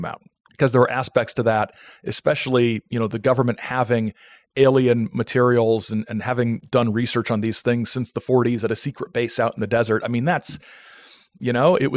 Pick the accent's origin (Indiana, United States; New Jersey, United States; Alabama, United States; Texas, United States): Indiana, United States; Fort Wayne; moved away; I'm originally from Fort Wayne, Indiana